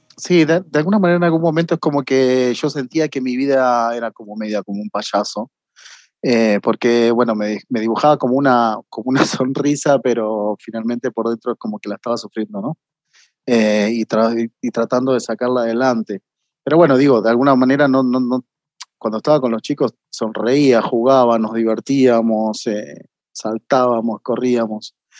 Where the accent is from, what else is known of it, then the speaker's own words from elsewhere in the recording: Mariano Acosta, Buenos Aires Province, Argentina; moved away as an adult; also born or lived in Marcos Paz / Mexico / Brazil; no vivía en Marcos Paz, sino que era una, ciudad que quedaba pegada a Mariano Acosta, que, fue donde yo me crié